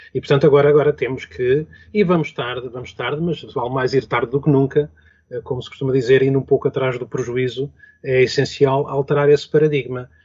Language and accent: Portuguese; Lisbon, Portugal; um Lisboeta de gema, enfim, de gema quer dizer, eu vim para Lisboa com dois anos